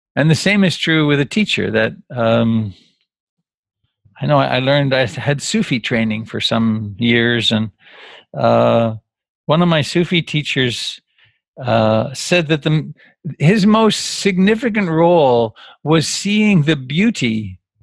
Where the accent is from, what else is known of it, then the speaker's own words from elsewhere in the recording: Canada; now in United States; I'm Canadian by birth. I became an American citizen